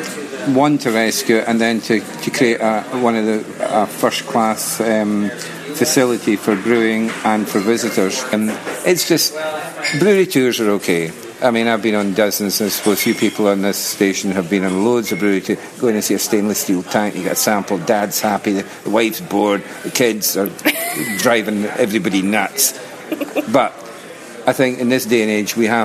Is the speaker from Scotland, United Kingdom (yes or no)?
yes; Orkney, Scotland, United Kingdom; I'm originally from Orkney, right where the brewery is